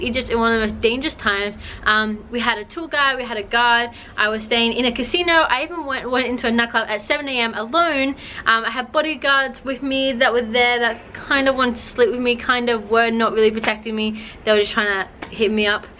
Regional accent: China; I grew up in China.

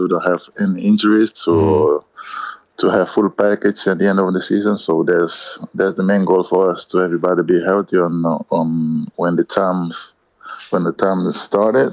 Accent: Cape Verde; English is a second language; now in Madrid, Spain; I come from Cape Verde

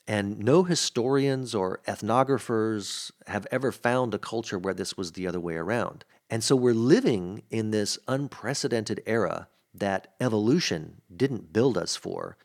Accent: Mississippi, United States; also born or lived in New Orleans, Louisiana; I grew up in Mississippi, which has a much different accent

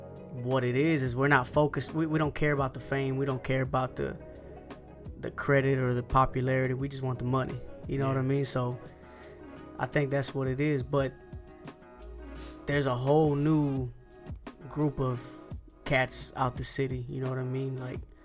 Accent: the South, United States; First of all, we're from the South, the country. You know what I mean? And then aside from us being country, it's a lot of Mexicans, it's a lot of Latinos, there's a lot of Mexicans here.

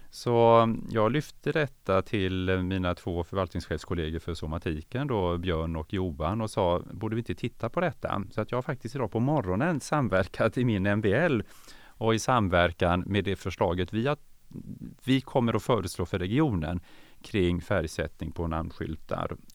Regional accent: Norrland, Sweden; born there; also born or lived in Umeå; Ja, jag är född norrlänning och så flyttade min pappa, han bytte jobb ganska ofta så jag fick ju flytta, vi fick ju flytta runt eh, ett antal gånger och vi flyttade tillbaka till, till eh

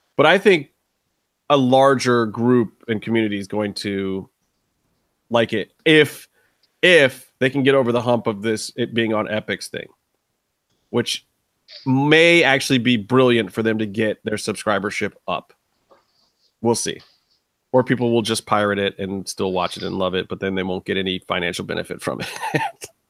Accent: Cleveland, Ohio, United States; my hometown, Cleveland.

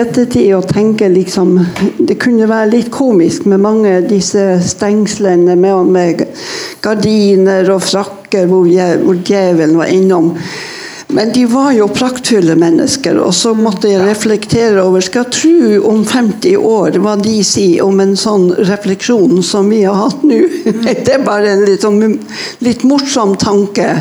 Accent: Northern Norway, Norway; Jeg vokste opp i Nord-Norge

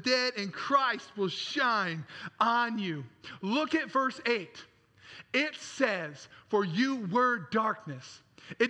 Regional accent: Traverse City, Michigan, United States; I grew up in Traverse City, Michigan

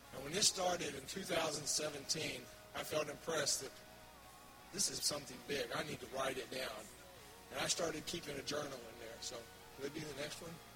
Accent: Oklahoma, United States; was born and raised in Oklahoma on a farm

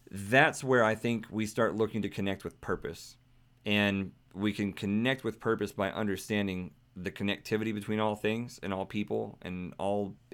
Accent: Singapore; I'm from Singapore. I'm into spirituality and all of it.

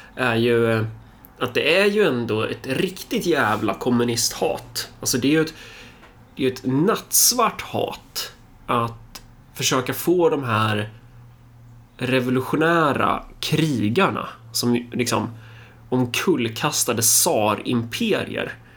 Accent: Örebro, Örebro County, Sweden; jag är örebroare

